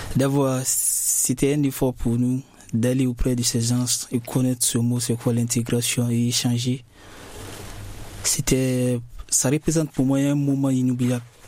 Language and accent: French; Guinea; now in France; je viens de la Guinée-Conakry